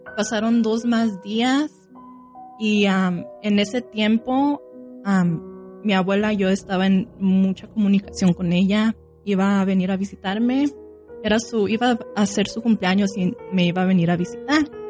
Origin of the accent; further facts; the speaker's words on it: Sinaloa, Mexico; con la gente que yo fui criada, yo, nosotros somos de Sinaloa, Mazatlán, Culiacán